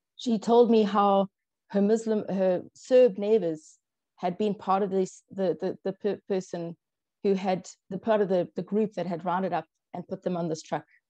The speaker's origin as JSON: {"language": "English", "country": "South Africa", "tie": "born or raised there", "first_language": "English", "said": "I was brought up in South Africa. I'm a white, English speaking South African"}